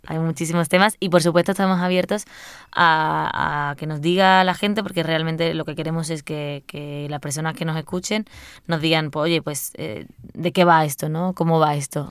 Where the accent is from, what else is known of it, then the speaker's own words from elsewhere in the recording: Seville, Andalusia, Spain; soy de Sevilla y, y, vamos, me cría con la copla con mi madre y mi abuela a todo volumen en mi casa